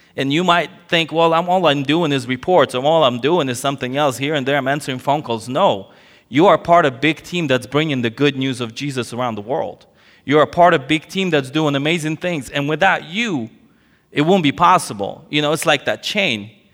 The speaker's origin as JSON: {"language": "English", "region": "California", "country": "United States", "tie": "born or raised there", "also_born_or_lived": "Soviet Union", "moved": "as an adult", "lives_now": "Ukraine", "said": "my parents fled the Soviet Union, uh, before it collapsed to California, and so I grew up in California."}